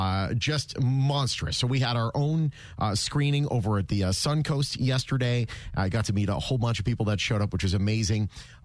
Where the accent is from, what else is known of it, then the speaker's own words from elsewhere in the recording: Boston, Massachusetts, United States; now in Las Vegas, United States; I'm from Boston originally.